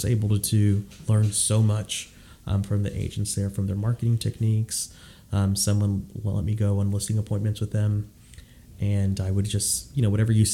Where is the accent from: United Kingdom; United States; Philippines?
United States; Houston, Texas; also born or lived in Austin, Texas; I live in Austin now, but I'm from Houston